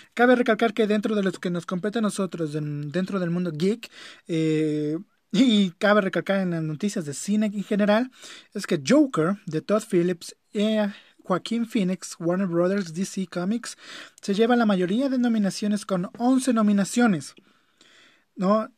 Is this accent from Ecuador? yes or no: yes; Ecuador; las personas que somos de aquí de Ecuador